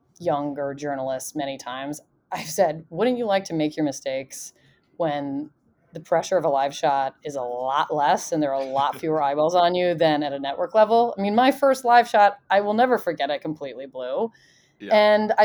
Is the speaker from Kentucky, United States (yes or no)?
no; Indiana, United States; I'm from Indiana